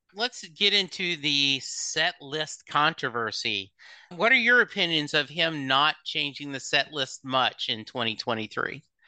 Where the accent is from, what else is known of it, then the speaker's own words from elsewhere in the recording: Louisiana, United States; when I was in high school, growing up in Louisiana